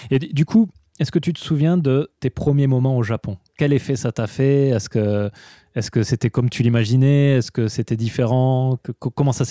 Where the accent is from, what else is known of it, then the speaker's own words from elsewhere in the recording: southwest France, France; moi, je viens du sud-ouest de la France, plutôt.